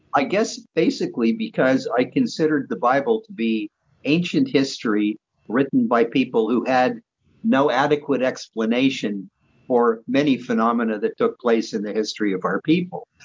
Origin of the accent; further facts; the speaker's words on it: Montreal, Quebec, Canada; also born or lived in Vancouver; I was born and raised in Montreal